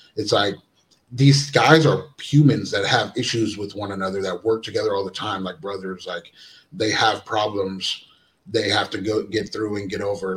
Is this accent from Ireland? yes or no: no; Astoria, Oregon, United States; I'm originally from Astoria, Oregon. Um, Jordan Poyer is my brother. Um, we are we're half brothers. I'm half Samoan and half white, and he's half black and half white. And um, we were both raised together in, in, in Astoria, Oregon